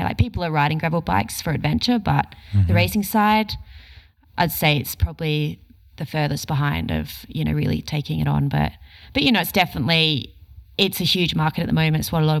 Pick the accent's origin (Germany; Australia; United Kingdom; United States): Australia